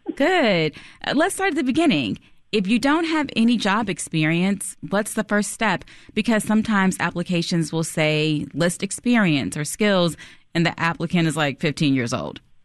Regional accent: Chicago, Illinois, United States; I'm from Chicago, and my first, one of my first jobs in high school was at a bridal shop on West 95th Street

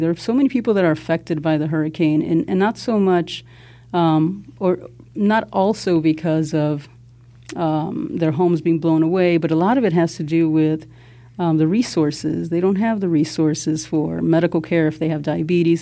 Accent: Chicago, Illinois, United States; growing up in Pilsen Little Village

